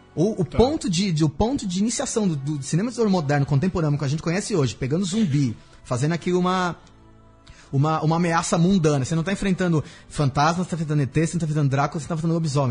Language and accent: Portuguese; Brazil; a gente é brasileiro